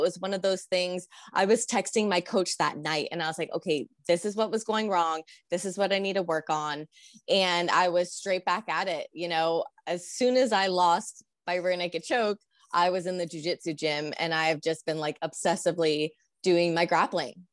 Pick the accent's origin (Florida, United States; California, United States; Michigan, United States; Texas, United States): California, United States; San Diego; moved away as an adult; now in Albuquerque, United States; I grew up in SoCal